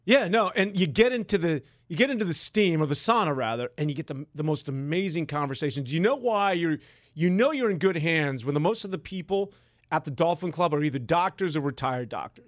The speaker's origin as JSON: {"language": "English", "town": "San Francisco", "region": "California", "country": "United States", "tie": "born or raised there", "said": "I'm like the guy from Haight Ashbury. I've grown up in this stuff."}